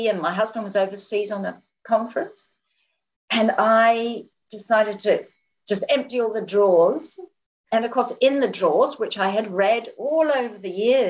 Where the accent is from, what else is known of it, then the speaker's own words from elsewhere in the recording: England, United Kingdom; I grew up in England, and my mother was just an amazing mother